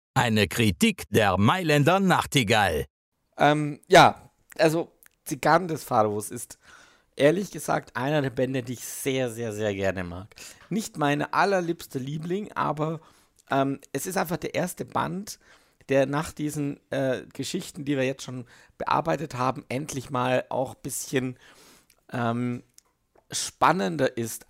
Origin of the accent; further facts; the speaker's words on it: Switzerland; ich bin nicht so als Schweizer mit deutschen Worten nicht so bewandert